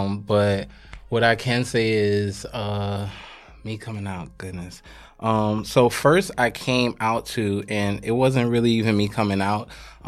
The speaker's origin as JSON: {"language": "English", "town": "Queens", "region": "New York", "country": "United States", "tie": "born or raised there", "also_born_or_lived": "South Carolina", "said": "So I'm originally from New York, but I grew up between New York and South Carolina. I'm originally from Queens, live in the Bronx currently."}